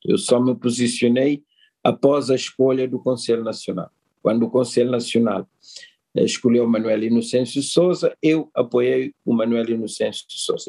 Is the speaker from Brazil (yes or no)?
no; Cape Verde; nós somos um país transnacional, um país de transmigrantes